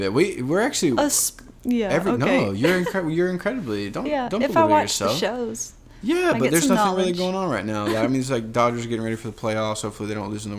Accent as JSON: {"language": "English", "region": "Georgia", "country": "United States", "tie": "born or raised there", "also_born_or_lived": "Florida", "moved": "yes", "lives_now": "Los Angeles, United States", "said": "we grew up in Georgia"}